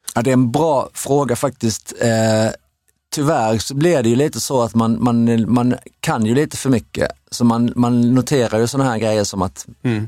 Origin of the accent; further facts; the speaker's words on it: Sweden; vi var från Sverige